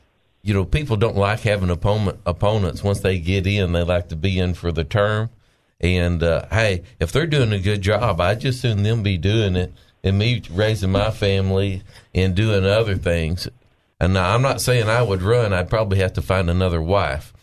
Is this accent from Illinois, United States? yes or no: no; Arkansas, United States; we're from Arkansas, and we don't want to move anywhere else